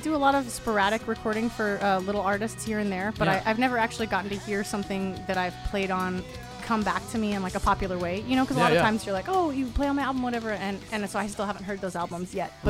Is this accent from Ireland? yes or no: no; Flower Mound, Texas, United States; moved away as an adult; now in Los Angeles, United States; I'm 29. Sarah, I came from Texas. I grew up in a place called Flower Mound, which is a real place. There is a mound of flowers that is fenced off, and it is our it's our holy place in Flower Mound, Texas. All right, north of Dallas.